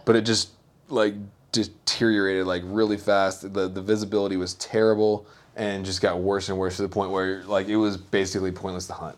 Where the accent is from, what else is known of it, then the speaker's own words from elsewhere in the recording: the South, United States; I'm from the South